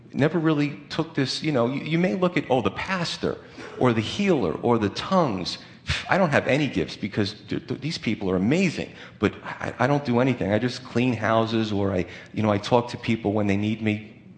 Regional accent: United States; as Americans, unfortunately, even as American Christians

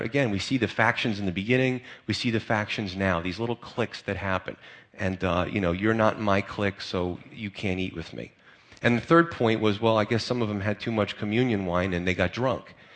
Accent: United States; as American Christians

